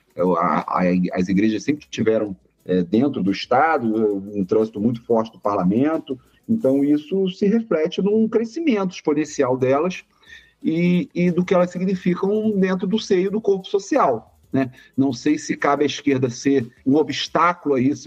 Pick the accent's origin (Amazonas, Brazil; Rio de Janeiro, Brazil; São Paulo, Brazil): Rio de Janeiro, Brazil; Um prazer também falar da minha terra natal